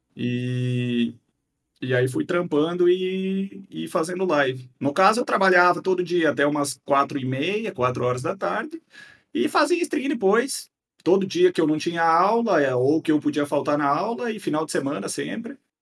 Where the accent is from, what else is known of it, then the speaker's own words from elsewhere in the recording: Guarujá do Sul, Santa Catarina, Brazil; Nascido e criado aqui